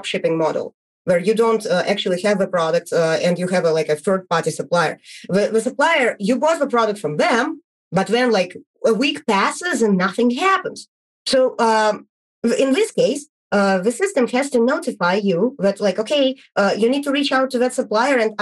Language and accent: English; Bulgaria; I'm from Bulgaria, and I'm the founder of TrackMage.com